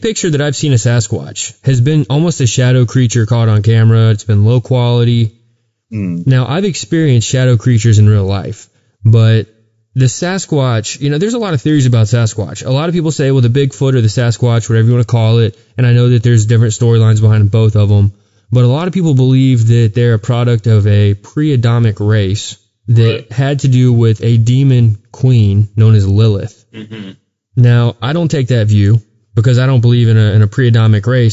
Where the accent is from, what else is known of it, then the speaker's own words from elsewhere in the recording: Texas, United States; growing up in Texas, we had some local urban legends